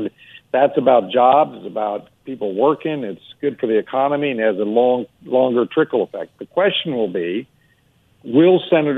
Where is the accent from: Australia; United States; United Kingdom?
United States; Alaska; You know, first off, I'm from Alaska. We don't know what Amtrak is.